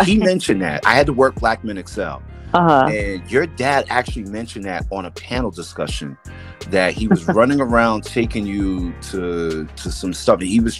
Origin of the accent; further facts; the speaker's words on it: New York City, New York, United States; growing up in New York City, and it was crazy growing up.